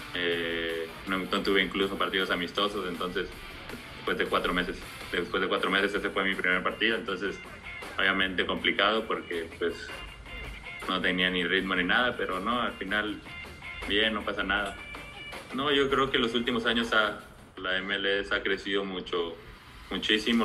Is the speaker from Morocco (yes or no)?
no; Mexico; now in Europe; somos muy pocos mexicanos que estamos en Europa